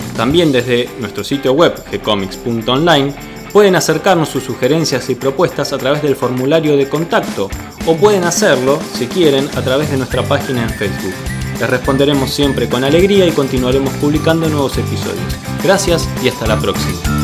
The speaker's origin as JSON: {"language": "Spanish", "country": "Argentina"}